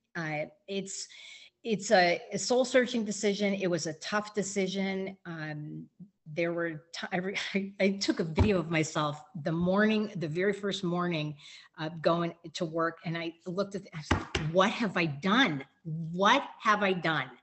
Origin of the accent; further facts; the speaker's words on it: Erie, Pennsylvania, United States; moved away as an adult; now in Kentucky, United States; born and raised in Erie and went away to school, but then came back and was there